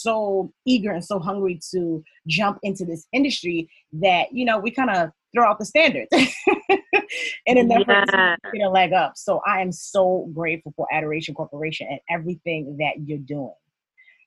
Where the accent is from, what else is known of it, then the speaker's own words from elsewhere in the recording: Georgia, United States; also born or lived in New York; I was raised in Georgia. I'm originally from New York, but I was raised in Georgia